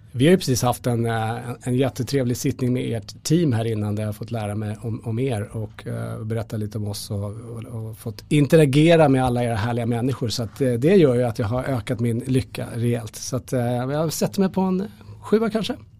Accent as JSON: {"language": "Swedish", "country": "Sweden", "said": "vi som svenskar"}